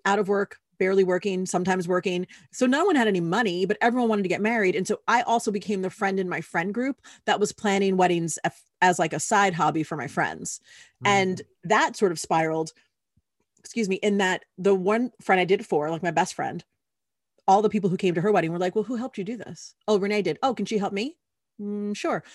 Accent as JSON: {"language": "English", "town": "New York City", "region": "New York", "country": "United States", "tie": "born or raised there", "moved": "as an adult", "said": "I was born and raised in New York City"}